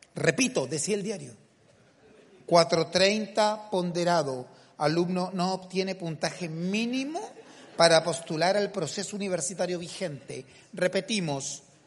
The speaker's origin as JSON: {"language": "Spanish", "town": "Castro", "region": "Los Lagos", "country": "Chile", "tie": "born or raised there", "moved": "yes", "said": "Castro, mi tierra natal"}